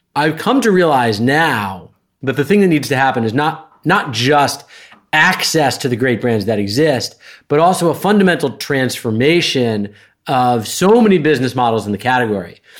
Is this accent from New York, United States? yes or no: yes; Westchester County, New York, United States; I grew up in sort of Westchester County, New York, which for those who don't know is an hour and twenty minutes north of Manhattan